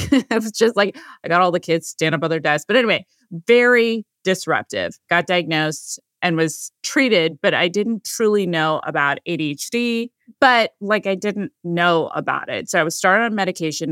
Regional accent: California, United States; I was born in California

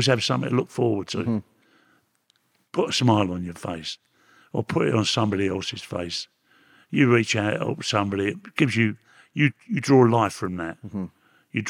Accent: Camden Town, London, United Kingdom; born there; I was brought up in several places. I mean, originally, I was born in Camden Town. And then the bombing started, the war. I was born in 1938, which makes me 80 years of age.

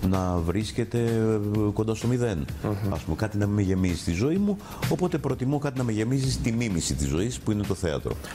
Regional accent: Petroupoli, Attica, Greece; Στη γειτονιά που μεγάλωσα, στην Πετρούπολη, όταν εμφανίζονται τέτοιοι τύποι, ακόμα και στο καφενείο

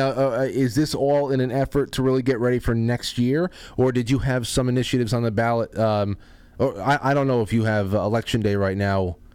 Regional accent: Colorado, United States; I am from a little town in Colorado, up in the mountains. A little town in Colorado

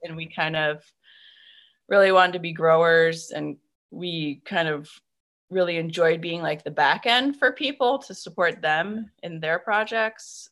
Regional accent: Maine, United States; moved away as an adult; also born or lived in North Carolina; I grew up in Maine and my family is up here. So we decided to come back

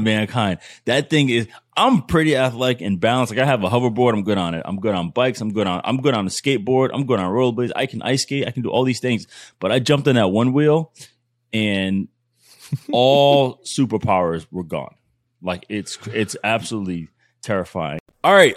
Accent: Providence, Rhode Island, United States; I'm from Providence

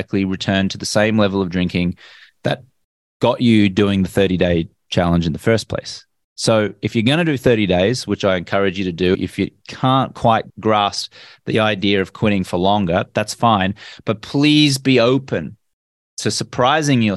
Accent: Australia; I grew up in Australia where everyone my age drank.

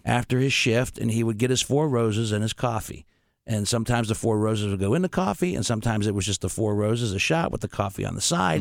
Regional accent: Steubenville, Ohio, United States; now in Columbus, United States; when I was growing up in Steubenville, Ohio

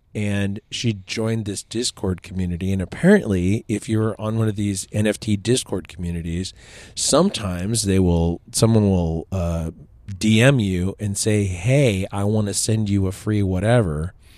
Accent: California, United States; I'm from California

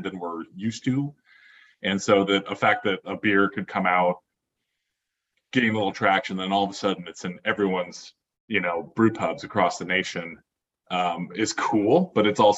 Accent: Oregon, United States; I grew up in Oregon

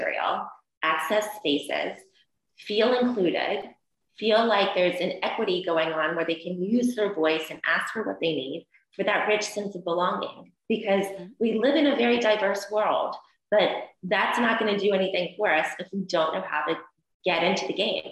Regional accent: Columbus, Georgia, United States; I am from the deep South. I'm from Columbus, Georgia

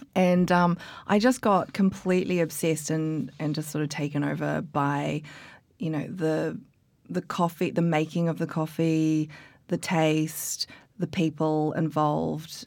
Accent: New Zealand; moved away as an adult; also born or lived in Australia; now in London, United Kingdom; originally I'm from New Zealand, and then I went to Australia

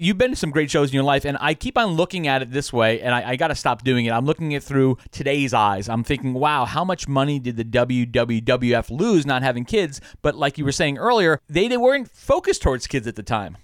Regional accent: Long Island, New York, United States; I grew up on Long Island

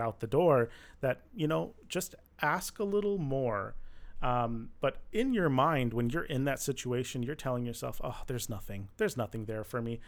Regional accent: Michigan, United States; now in Los Angeles, United States; I grew up in Michigan

